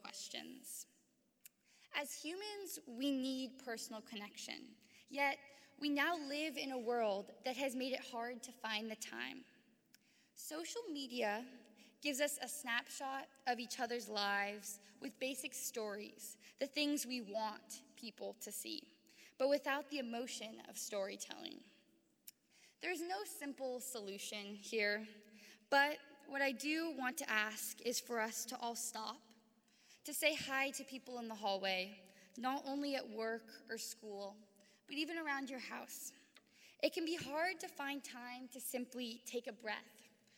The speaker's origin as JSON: {"language": "English", "town": "San Francisco", "region": "California", "country": "United States", "tie": "born or raised there", "said": "Growing up in San Francisco, a place where people come from vastly different places"}